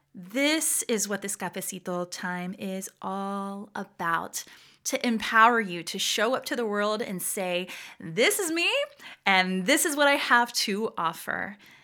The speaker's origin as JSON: {"language": "English", "town": "Atlanta", "region": "Georgia", "country": "United States", "tie": "born or raised there", "also_born_or_lived": "San Juan, Puerto Rico", "accent": "deep Southern", "moved": "as an adult", "lives_now": "Virginia, United States", "said": "My family moved to Atlanta, Georgia when I was a baby, so I affectionately consider myself a Georgia Rican"}